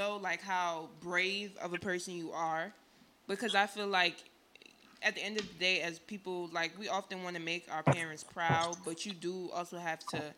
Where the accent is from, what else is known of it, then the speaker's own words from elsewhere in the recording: New Jersey, United States; I'm from Jersey